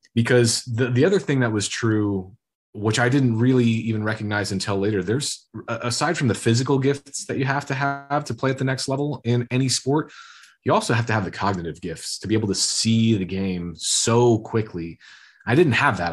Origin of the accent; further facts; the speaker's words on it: Iowa, United States; growing up in Iowa is very blue collar, farmer factory